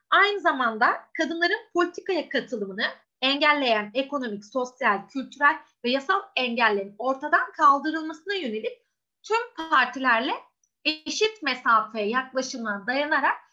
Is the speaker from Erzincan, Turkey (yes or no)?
no; Istanbul, Turkey; born there; 1993 İstanbul doğumluyum.